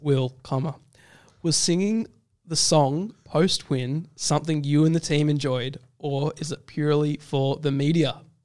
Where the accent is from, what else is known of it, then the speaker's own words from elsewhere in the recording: South Africa; as a South African person.